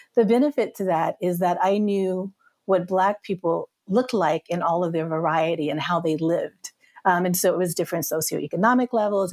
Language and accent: English; Hattiesburg, Mississippi, United States; I grew up in Mississippi